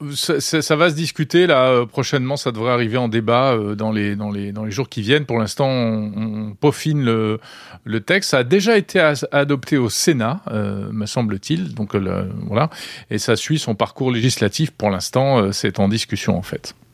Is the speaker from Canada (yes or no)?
no; France; Chez nous, en France